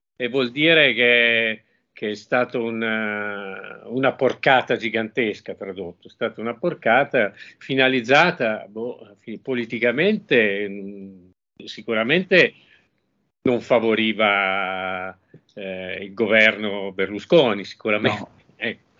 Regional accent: Genoa, Liguria, Italy; io sono nato a Genova, quindi ho dei cugini a Genova

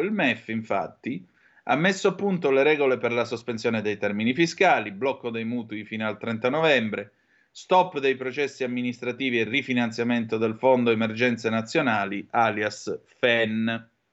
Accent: Vibo Valentia, Calabria, Italy; sono di Vibo

